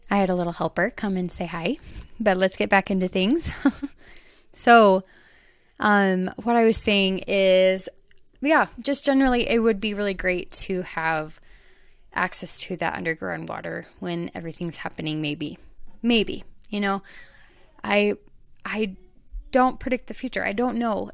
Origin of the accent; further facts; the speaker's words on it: Arizona, United States; now in Utah, United States; I'm from Arizona, so I'm used to that, the dry, open, more dirt